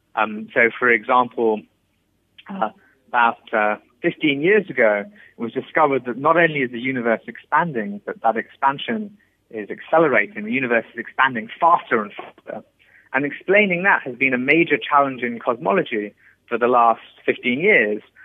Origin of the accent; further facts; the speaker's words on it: England, United Kingdom; I was born in England and I grew up there